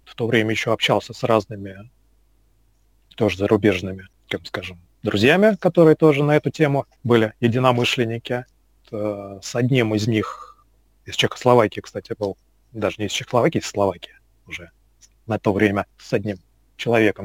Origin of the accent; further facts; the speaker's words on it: Moscow, Russia; Родился, вырос в Москве, в принципе, никуда отсюда особо и не уезжал